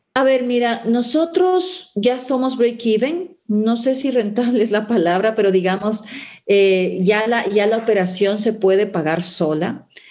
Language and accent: Spanish; Ecuador; also born or lived in Cumbayá, Quito; como ecuatorianos